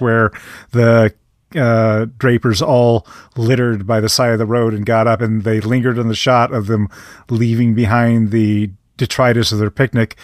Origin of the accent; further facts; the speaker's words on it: Midwest, United States; as a Midwesterner